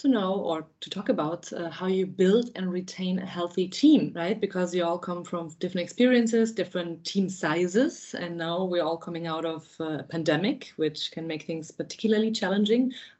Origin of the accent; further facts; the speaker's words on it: Germany; also born or lived in United Kingdom; now in Sweden; I'm originally from Germany, and after living in the UK, I'm now in Sweden.